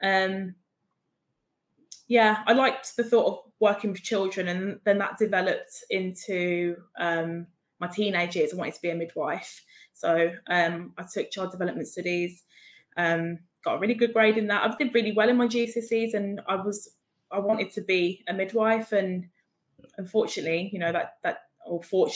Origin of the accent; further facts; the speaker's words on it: Birmingham, West Midlands, United Kingdom; moved away; I'm from Birmingham originally.